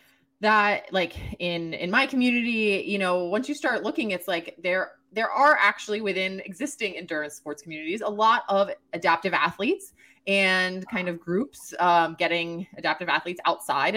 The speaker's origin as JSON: {"language": "English", "region": "East Coast", "country": "United States", "tie": "born or raised there", "lives_now": "New Hampshire, United States", "said": "born and raised on the East Coast"}